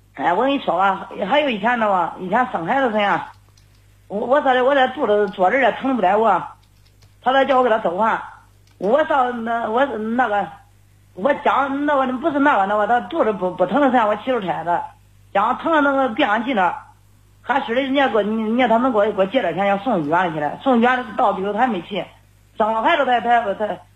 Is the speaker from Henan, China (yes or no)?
yes; Xinyang, Henan, China; moved away as an adult; now in Nanyang, China; 我是信阳的